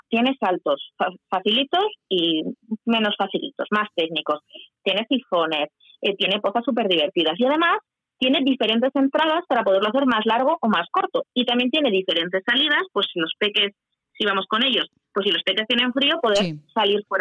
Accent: Huesca, Aragon, Spain; Yo cuando voy por cualquier sitio, yo presumo yo que soy de Huesca. ¿eh? Yo vivo en Huesca

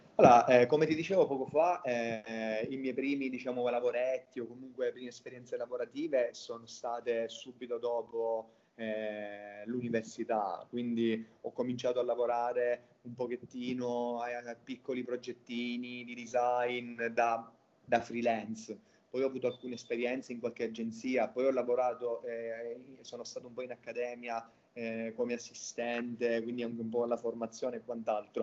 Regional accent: Catania, Sicily, Italy; moved away as an adult; now in Berlin, Germany; sono originario di Catania in Sicilia

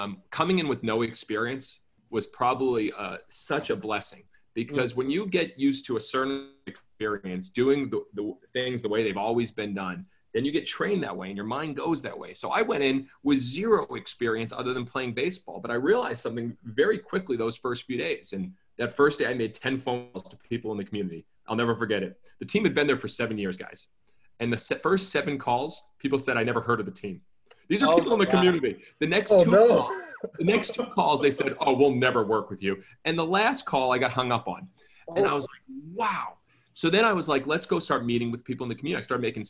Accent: Massachusetts, United States; moved away as an adult; also born or lived in Spartanburg, South Carolina / Savannah, Georgia; growing up in Massachusetts

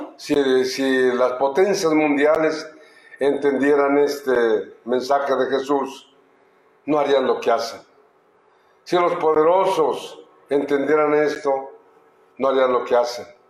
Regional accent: Telixtlahuaca, Oaxaca, Mexico; mi pueblo, en Telistahuaca

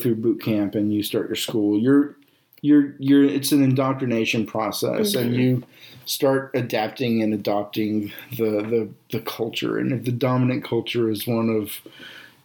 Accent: Texas, United States; moved away as an adult; also born or lived in Japan; I was from Texas

